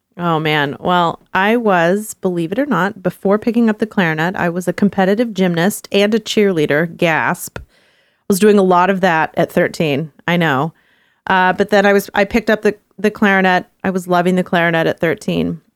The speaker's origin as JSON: {"language": "English", "region": "Texas", "country": "United States", "tie": "born or raised there", "said": "I grew up in Texas in the 90s."}